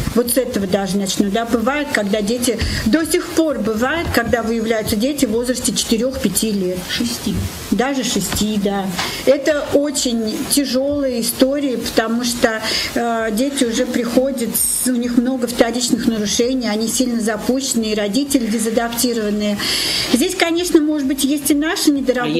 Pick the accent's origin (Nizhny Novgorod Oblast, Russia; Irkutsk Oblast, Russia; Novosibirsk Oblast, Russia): Nizhny Novgorod Oblast, Russia; Nizhny Novgorod; also born or lived in Moscow / Kislovodsk; Я нижегородка, коренная. И всю большую часть своей жизни я прожила здесь.